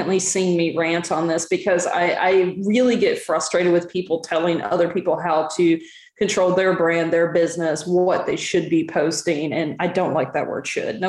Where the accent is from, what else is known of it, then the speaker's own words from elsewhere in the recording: Southern US, United States; I'm from the Southern US